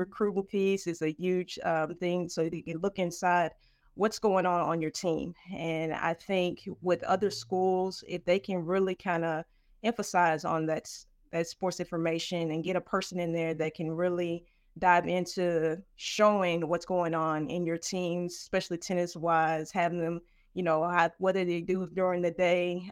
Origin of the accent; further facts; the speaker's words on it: Nashville, Tennessee, United States; I'm from Nashville, Tennessee